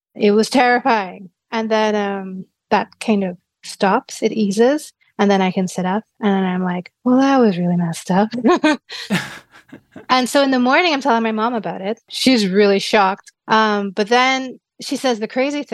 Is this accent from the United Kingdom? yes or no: no; Trinidad & Tobago; I grew up in Trinidad.